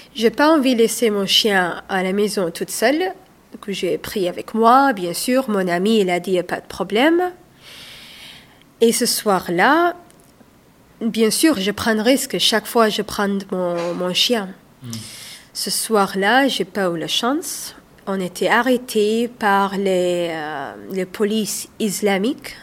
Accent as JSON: {"language": "French", "country": "Saudi Arabia", "tie": "born or raised there", "also_born_or_lived": "Somalia (ancestry)", "moved": "as an adult", "lives_now": "Fourques-sur-Garonne, France", "said": "moi je suis d'origine somalienne. Je suis née en Arabie saoudite. J'ai vécu là-bas jusqu'à l'âge de 25 ans"}